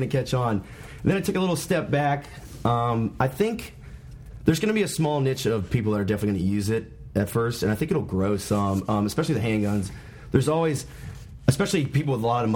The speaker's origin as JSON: {"language": "English", "country": "United States", "tie": "born or raised there", "moved": "yes", "lives_now": "Arlington, United States", "said": "I grew up in Carolina."}